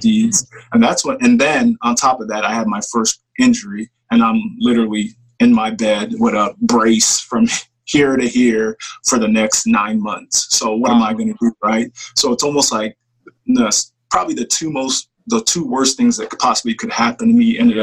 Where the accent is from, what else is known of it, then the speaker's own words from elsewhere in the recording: Papillion, Nebraska, United States; also born or lived in Chicago, Illinois / Nigeria / Elkhorn, Nebraska; grew up in Papillion, got to Papillion in about fourth grade